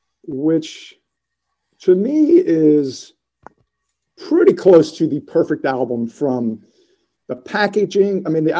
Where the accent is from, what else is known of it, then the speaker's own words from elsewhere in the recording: United States; that's one of the benefits of growing up outside of New York City in the, you know, the late 50s, early 60s.